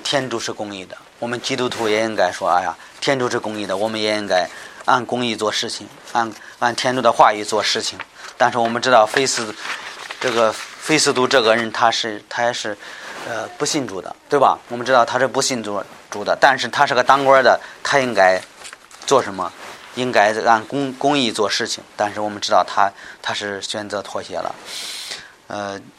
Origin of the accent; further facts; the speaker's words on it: China; 我们中国人